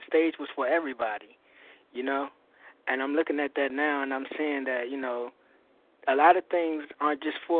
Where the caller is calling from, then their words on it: Maryland, United States; I'm calling from Maryland.